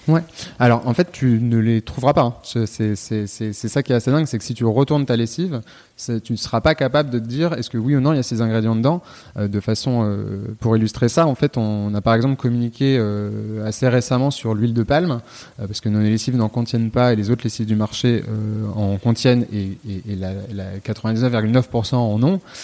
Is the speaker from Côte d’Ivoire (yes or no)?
no; Lyon, Auvergne-Rhône-Alpes, France; also born or lived in Nantes; je suis originaire de Lyon